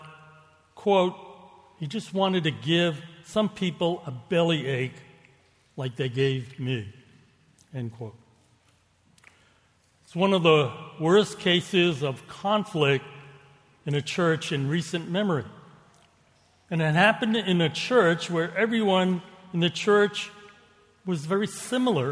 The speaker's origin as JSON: {"language": "English", "town": "Boston", "region": "Massachusetts", "country": "United States", "tie": "born or raised there", "accent": "Boston", "said": "I was born and raised in Boston. Now, some people say I still speak with an accent. Not a Chinese one, but a Boston one"}